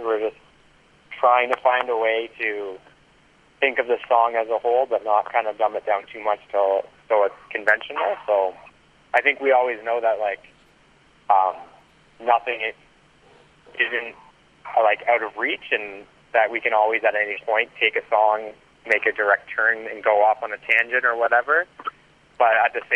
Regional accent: Canada; being Canadian

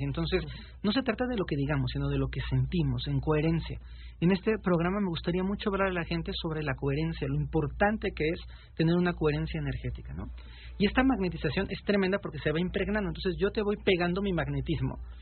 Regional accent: Mexico; yo soy mexicano

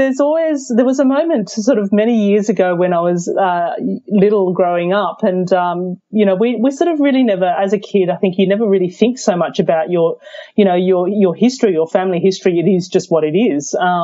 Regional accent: Melbourne, Victoria, Australia; English is a second language; also born or lived in Hong Kong; I was born in Hong Kong by circumstance. My parents were working there when I was born, and I actually grew up in Melbourne. I came to Australia when I was 4 years old.

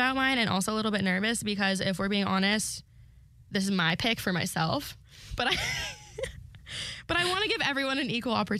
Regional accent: Agoura Hills, California, United States; moved away as an adult; now in Georgia, United States; I'm from Agoura Hills, California, which is really just a 30-minute drive.

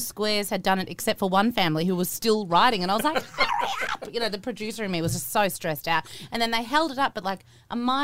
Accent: Victoria, Australia; we are from Victoria

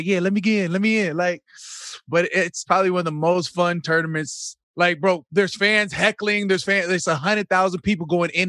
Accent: Phoenix, Arizona, United States; I'm from Phoenix

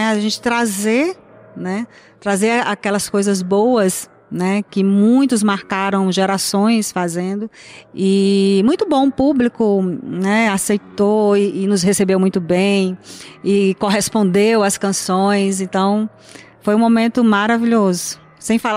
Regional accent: Teresina, Piauí, Brazil; eu sou de Teresina, Piauí, né? a nosso Nordeste.

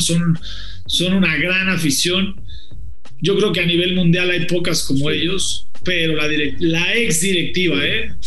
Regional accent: Mexico; mi país

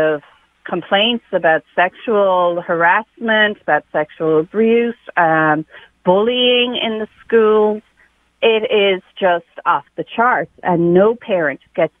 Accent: Ireland; now in West Hartford, United States; I'm from Ireland

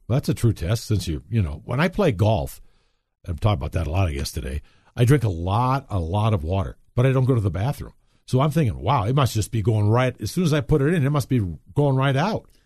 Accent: Wisconsin, United States; now in Colorado, United States; when I was raised in Wisconsin, chiggers was an issue

